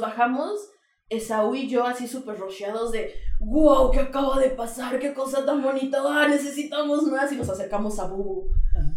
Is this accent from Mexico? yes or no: yes; Querétaro, Mexico; sí soy queretana, este... De toda la vida también